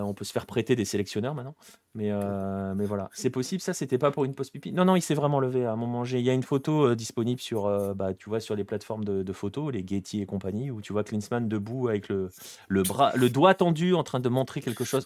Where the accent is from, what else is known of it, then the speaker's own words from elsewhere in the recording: France; on est français